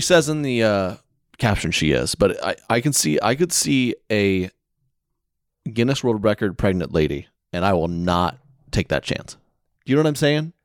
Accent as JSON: {"language": "English", "region": "Oklahoma", "country": "United States", "moved": "yes", "said": "I was from Oklahoma"}